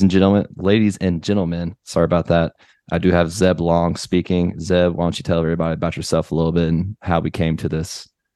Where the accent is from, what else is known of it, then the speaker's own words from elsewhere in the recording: North Carolina, United States; we're both from North Carolina or whatnot